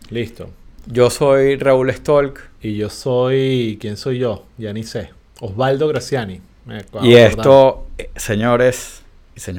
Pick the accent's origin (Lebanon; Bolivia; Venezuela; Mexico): Venezuela